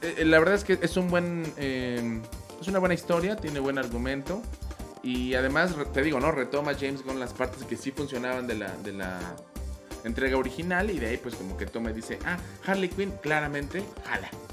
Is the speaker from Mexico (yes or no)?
yes; Mexico City, Mexico; soy de Iztapalapa